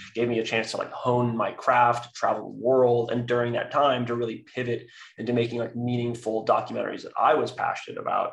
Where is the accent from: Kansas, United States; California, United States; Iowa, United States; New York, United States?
California, United States; San Francisco; I was raised by two women in the San Francisco Bay Area